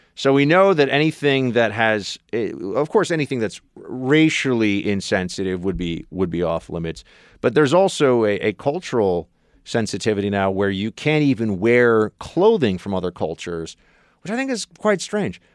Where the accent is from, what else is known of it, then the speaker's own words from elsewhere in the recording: New York City, New York, United States; I'm from New York City.